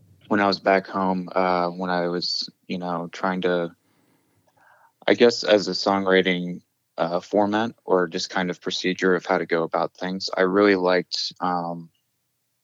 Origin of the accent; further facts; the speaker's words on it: King George County, Virginia, United States; now in Monterey, United States; I grew up in Virginia and specifically King George County